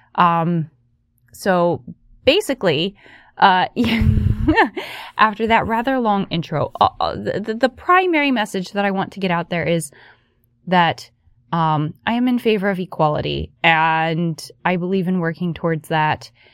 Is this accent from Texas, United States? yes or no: no; West Virginia, United States; I grew up in West Virginia